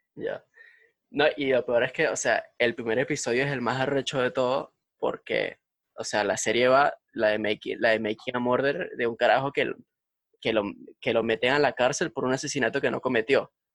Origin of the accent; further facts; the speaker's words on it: Valencia, Carabobo, Venezuela; now in Madrid, Spain; nosotros, somos de Valencia, de Pro Valencia, Venezuela